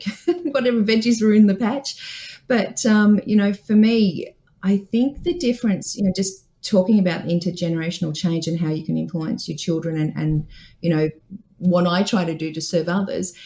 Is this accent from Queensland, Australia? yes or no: no; Dubbo, New South Wales, Australia; I grew up in Dubbo on a farm.